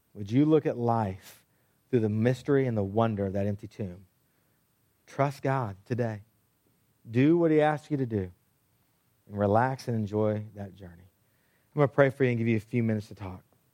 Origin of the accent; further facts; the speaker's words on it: Texas, United States; I grew up in Texas